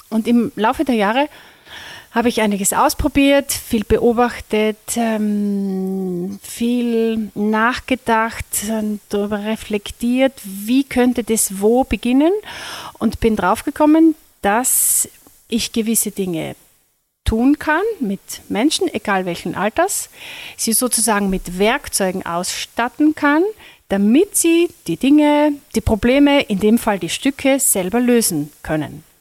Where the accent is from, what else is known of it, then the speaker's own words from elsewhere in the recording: Lesachtal, Carinthia, Austria; Ja, ich komme aus Kärnten. Ich bin gebürtig aus dem Lesachtal, wohne auch dort mit meinem Mann und unseren Kindern